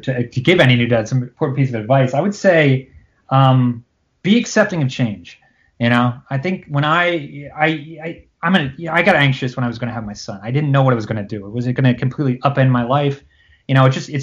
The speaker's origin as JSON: {"language": "English", "town": "Cherry Hill", "region": "New Jersey", "country": "United States", "tie": "born or raised there", "said": "I grew up in Cherry Hill, which is a town in South Jersey"}